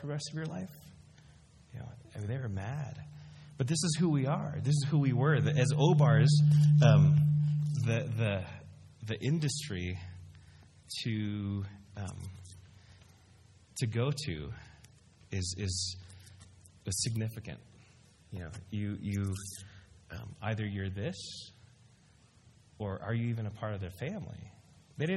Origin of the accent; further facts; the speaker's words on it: Dallas, Texas, United States; also born or lived in Philippines / Chicago; I pretty much grew up in Dallas